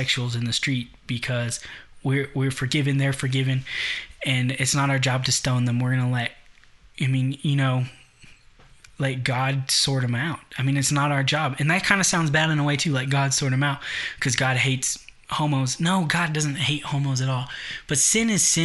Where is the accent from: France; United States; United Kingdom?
United States; I'm American